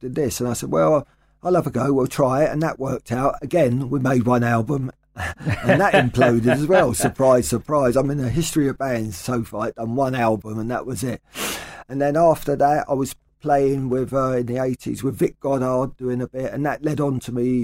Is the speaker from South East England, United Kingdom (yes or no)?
no; London, United Kingdom; I've moved around all over London during the 80s and 90s and ended up back round here